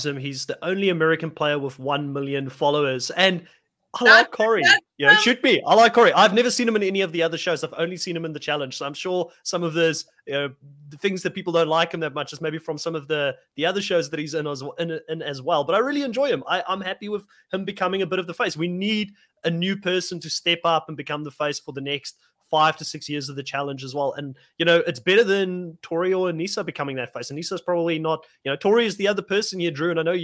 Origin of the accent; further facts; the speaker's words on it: South Africa; I know I don't look like I'm from Africa, but I am, you know, being South African.